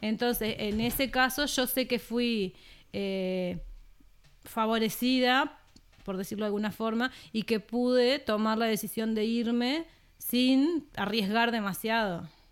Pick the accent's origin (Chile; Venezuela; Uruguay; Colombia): Uruguay; Trinidad, Flores; moved away as an adult; also born or lived in Montevideo; Yo soy de Trinidad, la ciudad de Trinidad, Flores